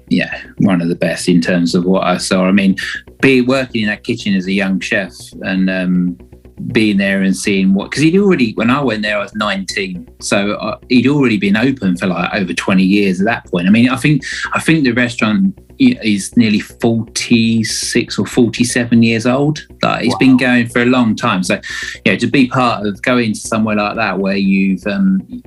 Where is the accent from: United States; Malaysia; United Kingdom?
United Kingdom; Kent, South East England; moved away; also born or lived in Padstow; I'm originally from Kent, so okay. On the southeast coast